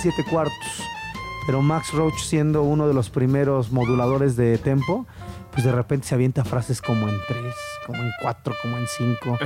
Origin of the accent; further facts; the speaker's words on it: Mexico City, Mexico; accent: chilango; first language Spanish; A mí me encanta mi acento chilango.